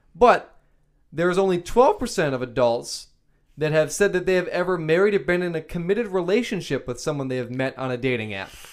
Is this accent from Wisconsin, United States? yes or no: yes; Wisconsin, United States; we're from Wisconsin